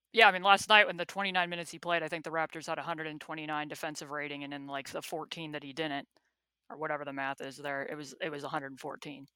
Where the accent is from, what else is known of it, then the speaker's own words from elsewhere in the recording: United States; an American who thinks that the world revolves around my country